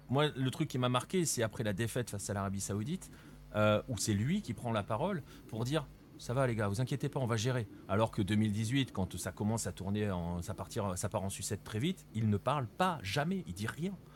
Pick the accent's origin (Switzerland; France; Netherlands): France; en tant que Français